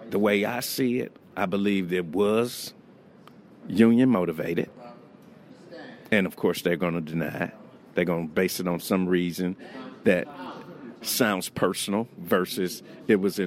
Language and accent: English; St. Louis, Missouri, United States; I'm from St. Louis